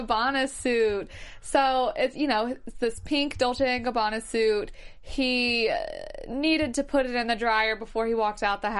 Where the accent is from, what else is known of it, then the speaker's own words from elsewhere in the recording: Alabama, United States; I'm from Alabama